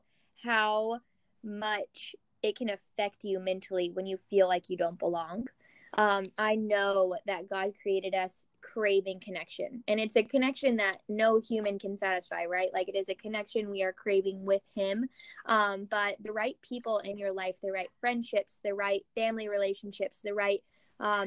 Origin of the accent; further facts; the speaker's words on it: Kentucky, United States; moved away as an adult; also born or lived in San Francisco, California / Scottsdale, Arizona; now in Los Angeles, United States; I grew up in Kentucky